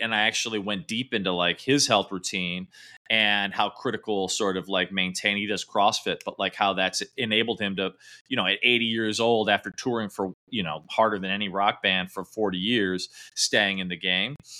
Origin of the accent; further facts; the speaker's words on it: Midwest, United States; I grew up in the Midwest